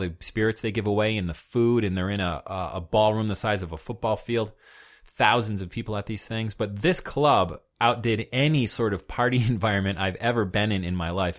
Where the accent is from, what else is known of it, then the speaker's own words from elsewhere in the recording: United States; being an American